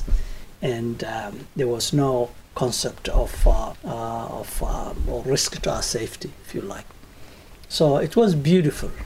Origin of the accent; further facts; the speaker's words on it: Mogadishu, Banadir, Somalia; moved away as an adult; now in New Zealand; I came from Somalia. I grew up in Mogadishu, the capital city of Mogadishu.